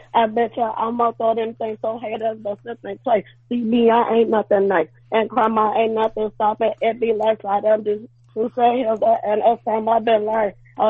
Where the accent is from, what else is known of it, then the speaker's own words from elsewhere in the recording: Charlotte, North Carolina, United States; now in Oakland, United States; I'm from Oakland. Well, I'm from Charlotte, North Carolina, but I live in Oakland.